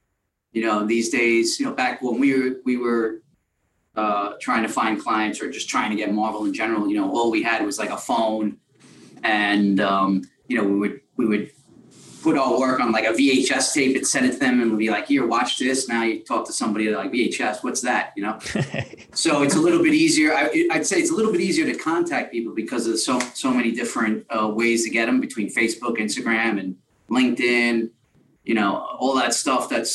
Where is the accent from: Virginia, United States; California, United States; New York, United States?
New York, United States; New York City; we're both from New York. Mm-hmm. You know, Jeremy's from Brooklyn and I'm from Queens.